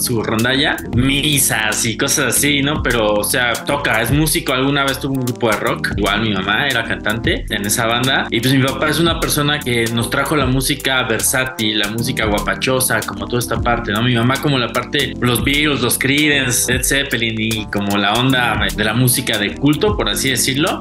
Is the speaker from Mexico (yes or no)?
yes; Mexico; somos mexicanos